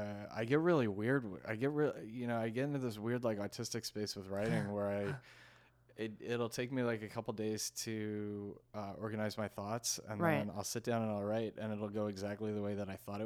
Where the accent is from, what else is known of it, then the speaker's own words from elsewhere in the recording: New York, United States; now in Washington, D.C., United States; They were both actors in New York and I grew up in New York before we moved to DC.